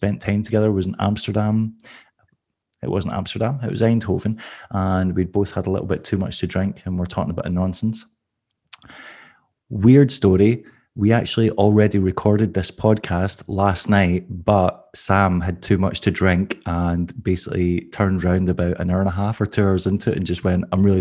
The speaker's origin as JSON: {"language": "English", "area": "near Glasgow", "region": "Scotland", "country": "United Kingdom", "said": "I live like 45 minutes away from Glasgow."}